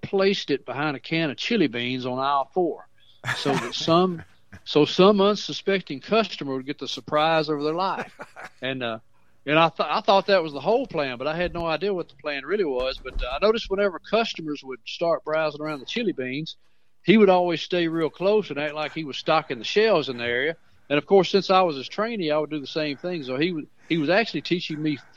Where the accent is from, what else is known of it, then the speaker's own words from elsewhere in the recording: Mount Pleasant, Tennessee, United States; where I grew up on Fairview Drive